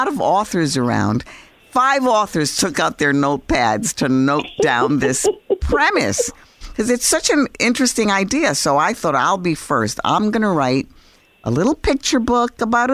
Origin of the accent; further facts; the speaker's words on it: New York City, New York, United States; I'm Puerto Rican, New Yorican, actually. I was born in New York City.